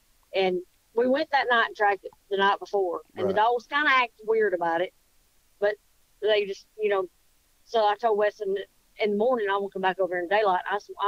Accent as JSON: {"language": "English", "region": "Kentucky", "country": "United States", "tie": "born or raised there", "also_born_or_lived": "Ohio", "moved": "yes", "lives_now": "Alabama, United States", "said": "I was born in Ohio and raised in Kentucky"}